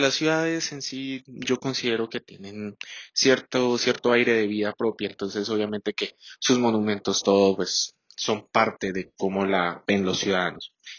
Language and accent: Spanish; Colombia; nos recuerde como colombianos